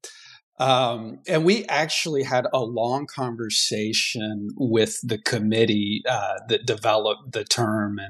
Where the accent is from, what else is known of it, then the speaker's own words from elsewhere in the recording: Georgia, United States; moved away as an adult; now in Pacific Northwest, United States; I'm originally from Georgia, but I claim the Pacific Northwest as my home, and I've been out here for about 20 years now